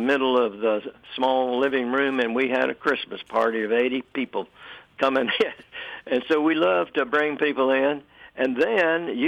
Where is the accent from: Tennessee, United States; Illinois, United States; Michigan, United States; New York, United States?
Tennessee, United States; Knoxville; we lived all over Knoxville, east, west, north